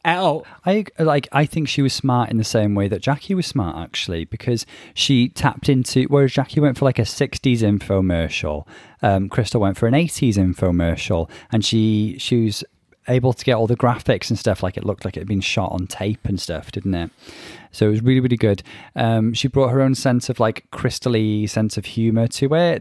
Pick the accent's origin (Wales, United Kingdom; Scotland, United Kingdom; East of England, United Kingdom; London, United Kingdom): Wales, United Kingdom; Bangor; accent: North Wales; he clocked my North Wales accent, and I... yes, I can confirm I'm from Bangor in North Wales